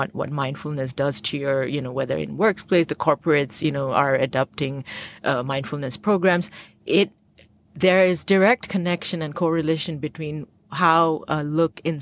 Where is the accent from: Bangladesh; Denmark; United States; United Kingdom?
Bangladesh; I grew up in the Bay of Bengal right near Sundarbans, which is the largest mangrove forest